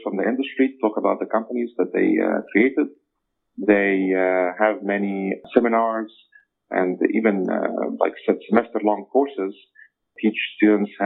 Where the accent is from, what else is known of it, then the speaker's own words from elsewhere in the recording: Egypt; moved away as an adult; also born or lived in Cairo; now in United States; I'm from Egypt originally